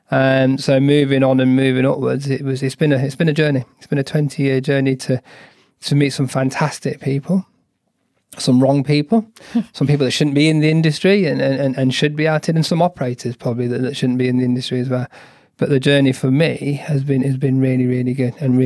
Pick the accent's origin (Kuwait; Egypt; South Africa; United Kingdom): United Kingdom; I'm British Asian